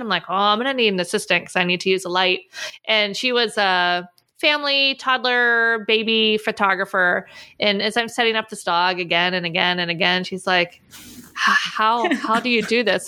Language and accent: English; Pittsburgh, Pennsylvania, United States; moved away as an adult; also born or lived in Orlando, Florida; I grew up in Pittsburgh